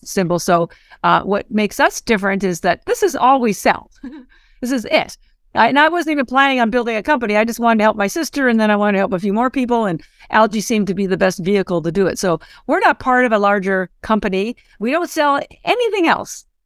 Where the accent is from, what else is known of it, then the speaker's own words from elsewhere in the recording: Canada; moved away as an adult; now in Boston, United States; I'm actually Canadian, but I've lived in Boston thirty-odd years